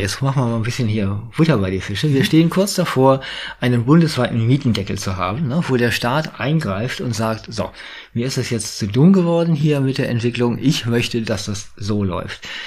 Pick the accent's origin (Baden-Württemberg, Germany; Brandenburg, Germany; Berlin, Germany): Berlin, Germany; jetzt komme ich aus Berlin.